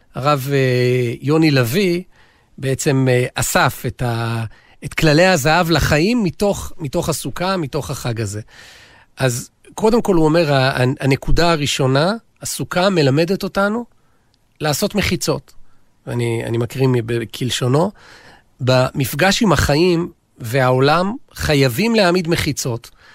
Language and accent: Hebrew; Israel; אני גדלתי באיזה סוג של מושב קיבוץ